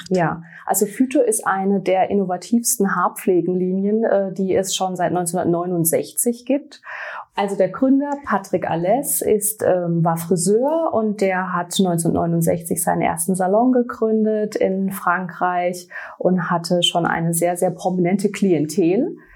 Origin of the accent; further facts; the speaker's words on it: Baden-Württemberg, Germany; ich komme aus dem Raum ähm, Schwarzwald, um genau zu sein aus La. Ich bin 42 Jahre alt